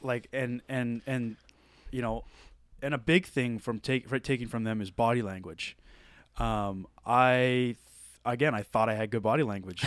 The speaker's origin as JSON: {"language": "English", "region": "Nova Scotia", "country": "Canada", "moved": "as an adult", "said": "I'm from Nova Scotia"}